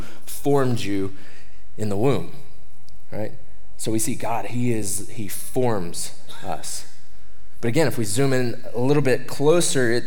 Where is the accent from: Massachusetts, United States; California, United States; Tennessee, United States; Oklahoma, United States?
Oklahoma, United States; moved away; I'm from Oklahoma.